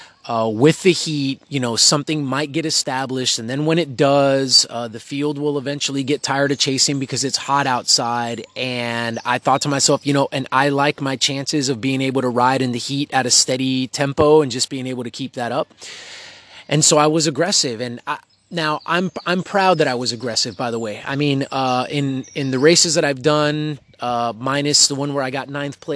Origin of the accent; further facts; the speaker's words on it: Texas, United States; now in Belgium; I'm from Texas